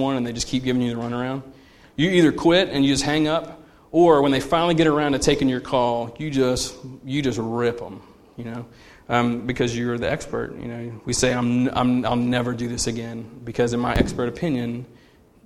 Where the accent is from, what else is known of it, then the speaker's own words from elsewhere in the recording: United States; we are conditioned as American consumers